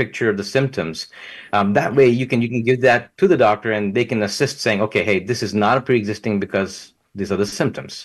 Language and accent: English; Southeast Texas, United States; I come from Southeast Texas area where Jimmy Johnson was